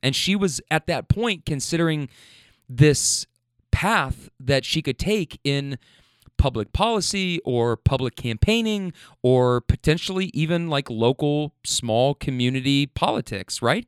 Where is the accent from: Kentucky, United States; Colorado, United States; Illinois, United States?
Kentucky, United States; Louisville; I'm from Louisville